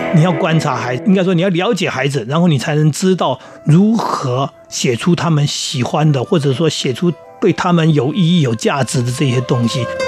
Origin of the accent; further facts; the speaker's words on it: seaside by the Yin Yang Sea, New Taipei, Taiwan; 我从小在海边长大，嗯。我们家旁边就是海嘛。 那我们那片海其实就是很早就受到污染，因为钛金公司采矿的关系，嗯。所以我们那边就产生了一个海湾叫阴阳海